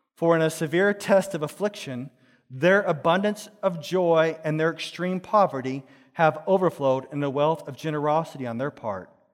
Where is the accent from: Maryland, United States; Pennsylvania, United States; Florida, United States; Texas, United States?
Texas, United States; Dallas; I grew up in Texas in a place called Dallas, in a certain place called Pleasant Grove.